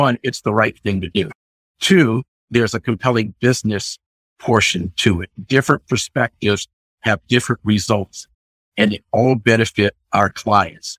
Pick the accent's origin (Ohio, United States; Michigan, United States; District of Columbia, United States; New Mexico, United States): District of Columbia, United States; Washington; also born or lived in Annapolis, Maryland; the largest commercial real estate company in DC, my hometown